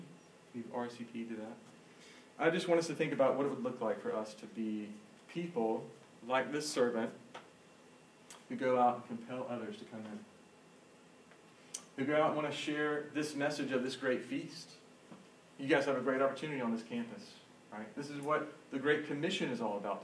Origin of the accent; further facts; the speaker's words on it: Georgia, United States; I'm from Georgia